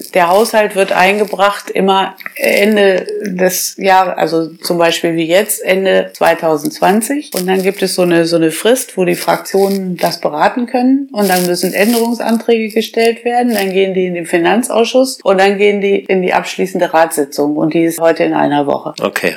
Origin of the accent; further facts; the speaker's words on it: Kreinsen, Lower Saxony, Germany; moved away as an adult; also born or lived in Bad Gandersheim / Göttingen / Einbeck; now in Holtensen, Germany; Ich bin geboren in Bad Gandersheim und äh, gewohnt habe ich eben zu Hause in meinem Elternhaus in Kreinsen